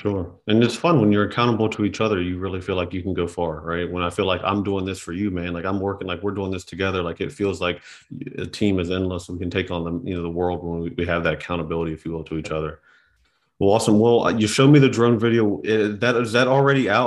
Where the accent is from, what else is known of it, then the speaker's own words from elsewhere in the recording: West Virginia, United States; growing up in West Virginia that was shoveling snow, cutting grass